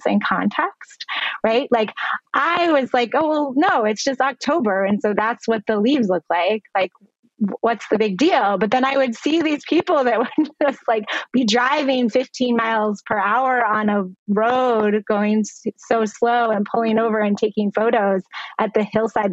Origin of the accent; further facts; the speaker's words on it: Vermont, United States; I grew up in Vermont, in the northeastern part of the United States